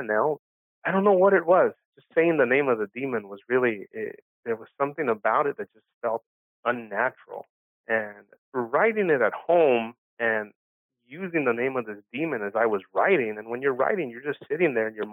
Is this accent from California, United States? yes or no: yes; Los Angeles, California, United States; first language Spanish; English is a second language; I was born and raised in East L.A.